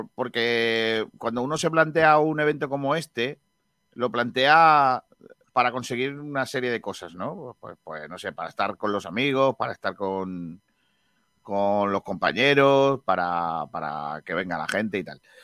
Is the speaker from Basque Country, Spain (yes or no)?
no; Rincón de la Victoria, Andalusia, Spain; yo soy de Rincón, entonces es mi alcalde